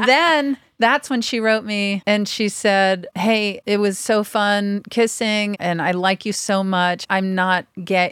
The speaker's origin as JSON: {"language": "English", "town": "Pass Christian", "region": "Mississippi", "country": "United States", "also_born_or_lived": "Houston", "said": "people call my town the Pass, and then the actual pronunciation is Pass Christian"}